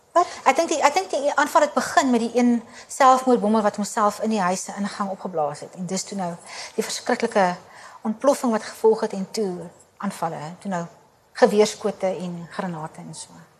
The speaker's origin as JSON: {"language": "Afrikaans", "country": "South Africa", "also_born_or_lived": "Kabul, Afghanistan", "moved": "as an adult", "said": "ons Afrikaners"}